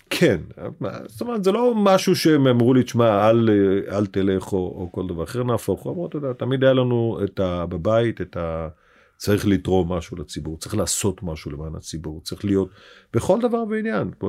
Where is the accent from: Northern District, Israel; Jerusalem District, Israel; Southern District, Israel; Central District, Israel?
Northern District, Israel; Beit She'an; born there; הייתה מאוד דומיננטית אה, ב- בעיר הולדתי בבית שאן, גם ב- ב- בפעילות הפוליטית.